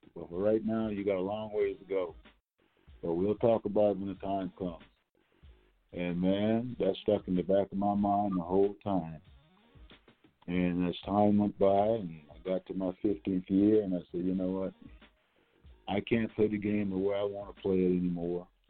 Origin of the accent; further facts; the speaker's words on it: North Charleston, South Carolina, United States; I'm from North Charleston, South Carolina